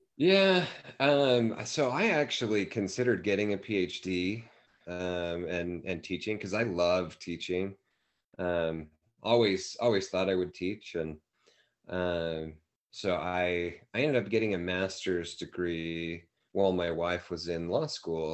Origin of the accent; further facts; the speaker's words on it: Davis County, Utah, United States; moved away as an adult; also born or lived in Saratoga Springs, Utah / Sunnyvale, California / Santa Clara, California; now in Provo, United States; both my wife and I grew up in Davis County, kind of the okay. North Salt Lake, Bountiful, yeah. Woods Cross